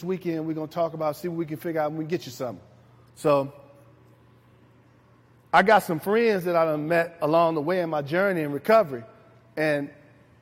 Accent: Richmond, Virginia, United States; I grew up in Jackson Ward

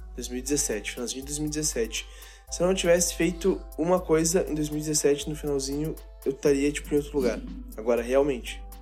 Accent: Santo Antônio da Patrulha, Rio Grande do Sul, Brazil; Eu jogava num timezinho lá na minha cidade, de Santo Antônio da Patrulha

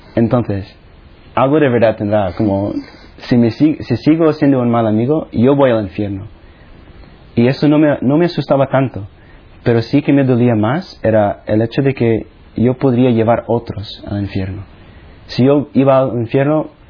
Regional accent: Philippines; first language Tagalog; Spanish is a second language; moved away; also born or lived in United States; Nací en las Filipinas, que es básicamente el otro lado del mundo, de España

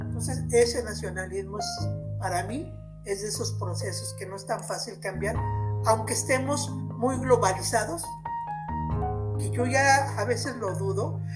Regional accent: Mexico; soy mexicana porque nací en México

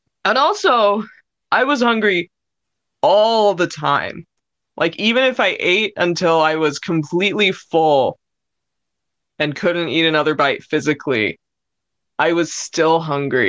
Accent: United States; growing up in America, like in my high school years

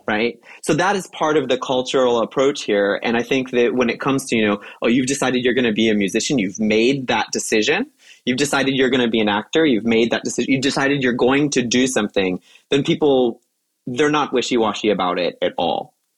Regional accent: United States; as an American

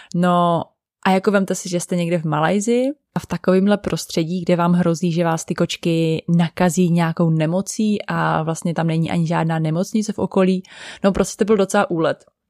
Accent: Czechia

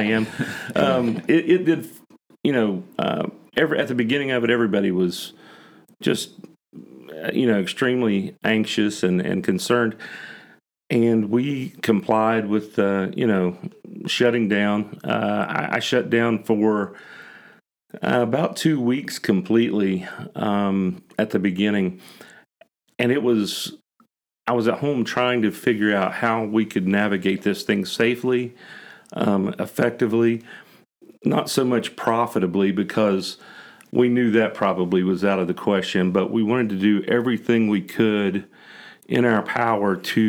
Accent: Huntington, West Virginia, United States; now in Proctorville, United States; We had lived in Proctorville, Ohio for a little while. I'm originally from Huntington, and we wanted to be closer to our business and to our friends

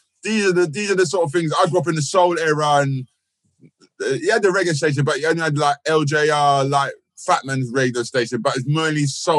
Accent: London, United Kingdom; I'm a North Londoner, so I know the history.

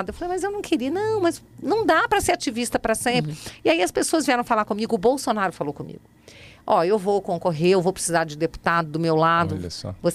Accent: Rio de Janeiro, Brazil; Você sabe que quando eu era criança, eu estudava no Rio numa escola muito puxada, mas muito puxada mesmo.

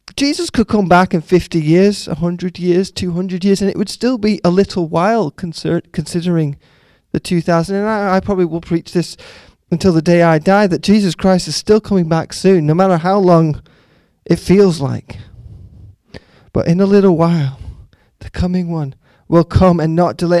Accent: Canada; moved away; growing up in Canada when I grew up in the 80s

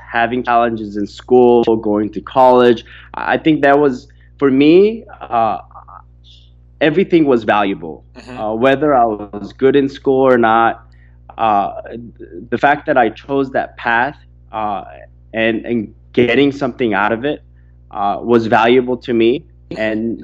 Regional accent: Orange County, California, United States; I grew up in Orange County not having everything that I wanted

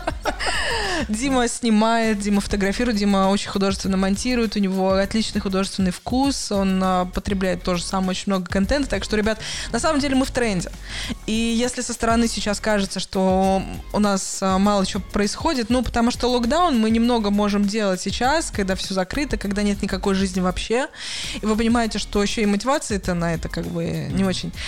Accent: Russia; now in Hamburg, Germany; я из России

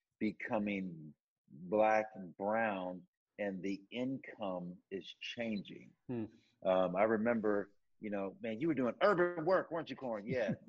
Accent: Tacoma, Washington, United States; I was raised in Tacoma, Washington, in a blue-collar town on the east side of Tacoma. And for those of you that are listening, if you know anything about that area, it's working class, and it's pretty diverse on that side of town.

